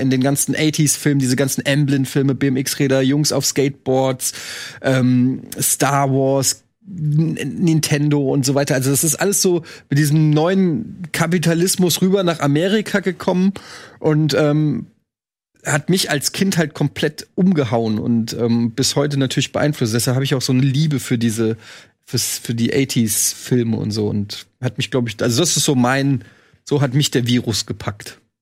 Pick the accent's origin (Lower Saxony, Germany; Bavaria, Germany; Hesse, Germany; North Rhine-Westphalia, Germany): Hesse, Germany; Frankfurt; Ich bin 78 geboren, also ich war quasi als dieses ganz, als das rübergeschwappt ist, Coca-Cola, dann in Frankfurt